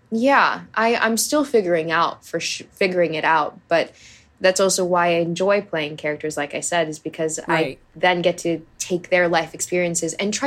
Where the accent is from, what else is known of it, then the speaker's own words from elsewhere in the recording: Hawaii, United States; I grew up in Hawaii. I did all the water sports